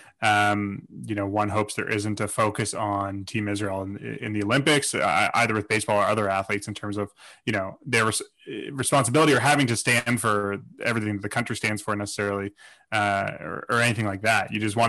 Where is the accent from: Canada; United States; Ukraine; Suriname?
Canada; Toronto, Ontario; We grew up in Toronto